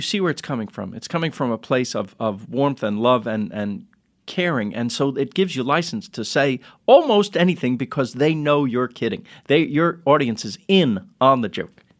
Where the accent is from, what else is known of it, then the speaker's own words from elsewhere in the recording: New York City, New York, United States; we're from Queens